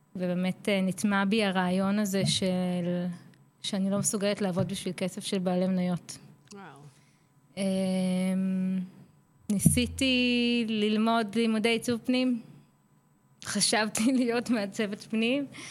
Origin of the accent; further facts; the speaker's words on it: Petah Tikva, Central District, Israel; now in Karkur, Israel; במקור אני מפתח תקווה, הקסומה